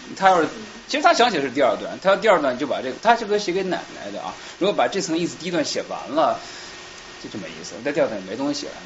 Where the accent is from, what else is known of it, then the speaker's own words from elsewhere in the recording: Shanghai, China; now in Boston, United States; 可能因为我们都是上海人